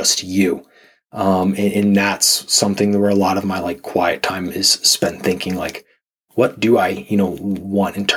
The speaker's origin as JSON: {"language": "English", "region": "Pennsylvania", "country": "United States", "tie": "born or raised there", "also_born_or_lived": "Southern California / Texas / Virginia / Arizona", "moved": "as an adult", "said": "I grew up in Pennsylvania"}